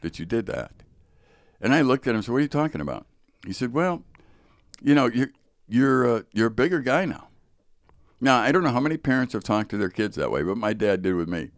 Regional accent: Chicago, Illinois, United States; I grew up in Chicago, so there's Chicago public schools

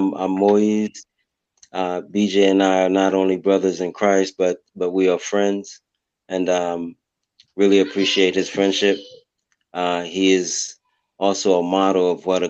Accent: Haiti; now in United States; When we were in Haiti, I have two siblings that were in Haiti with me.

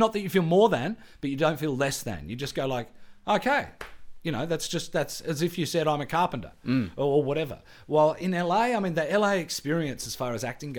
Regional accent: Canberra, Australian Capital Territory, Australia; I came from Canberra, firstly, Air Force parents' background, very working class background, public school and all that kind of stuff.

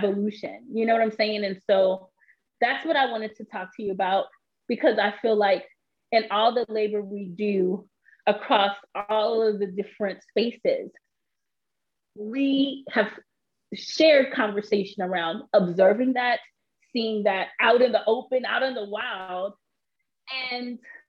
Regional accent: New York, United States; also born or lived in Austin, Texas; before I turned one, we moved to New York

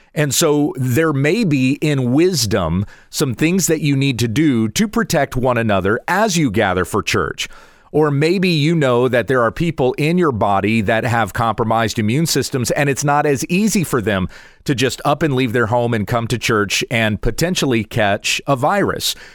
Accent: United States; as an American citizen

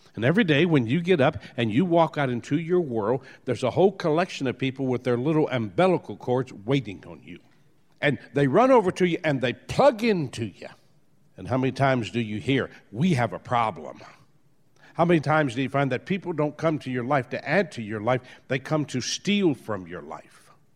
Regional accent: New Orleans, Louisiana, United States; I was born in New Orleans.

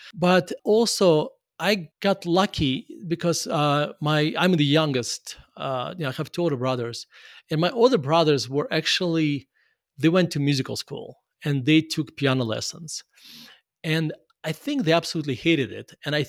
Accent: Murmansk, Murmansk Oblast, Russia; I grew up in Russia. My mom actually studied and played violin, but she already, by the time she had me, she already forgot how to play violin.

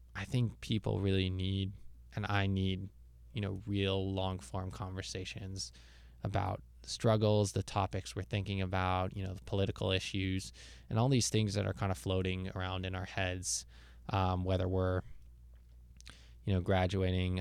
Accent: Jerusalem, Jerusalem District, Israel; moved away as an adult; also born or lived in Toronto, Canada; now in United States; I was born in Toronto, grew up in Jerusalem, Israel, and recently I've been living in the US.

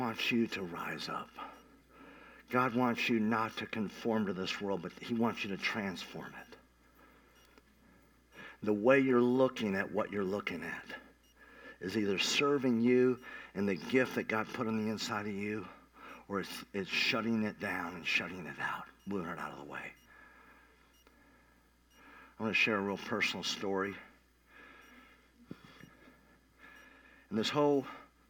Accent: Tulsa, Oklahoma, United States; I came out from Tulsa, Oklahoma, Midwest

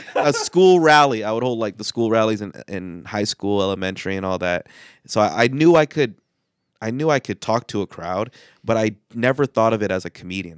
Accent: United States; I'm a Filipino American in America

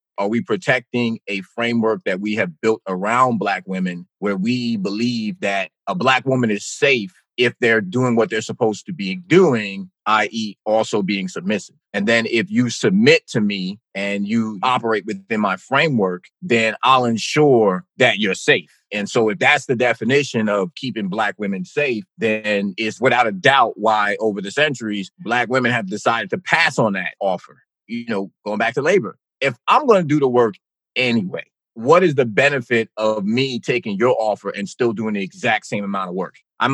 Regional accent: East Orange, New Jersey, United States; I grew up in East Orange, New Jersey

